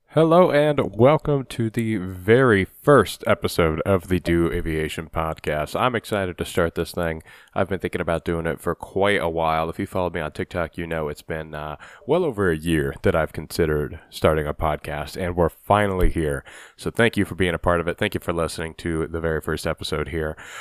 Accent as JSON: {"language": "English", "region": "Ohio", "country": "United States", "said": "I'm from Ohio, and my parents would take me to, uh, Wright Patterson Air Force Base in Dayton"}